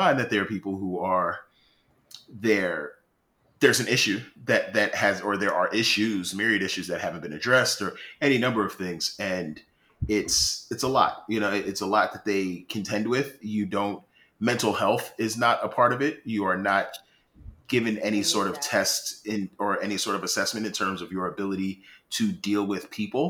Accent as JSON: {"language": "English", "town": "New York City", "region": "New York", "country": "United States", "tie": "born or raised there", "said": "I am from Far Rock away. I grew up in Jamaica."}